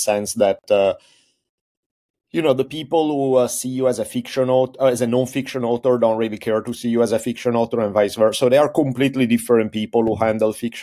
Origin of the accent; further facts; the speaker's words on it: Italy; moved away as an adult; now in United States; I grew up in Italy. I moved to US when I was 18 to go to college out here.